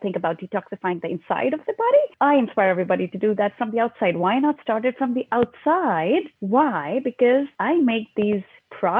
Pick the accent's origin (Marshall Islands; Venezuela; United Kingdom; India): India; moved away as an adult; also born or lived in Ohio, United States; now in Portland, United States; originally, I am from India. I was born and brought up in India. And I came to United States right after when I was married at the age of 22